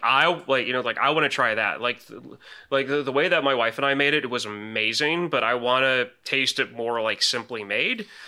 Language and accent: English; Illinois, United States; moved away; I'm from Illinois originally